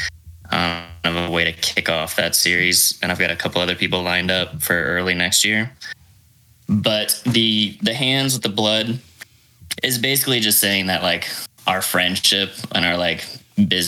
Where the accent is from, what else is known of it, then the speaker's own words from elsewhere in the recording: Bellevue, Nebraska, United States; now in Idaho, United States; So I'm originally from Bellevue, Nebraska. I was born over on an Air Force base over there. My parents are both Air Force.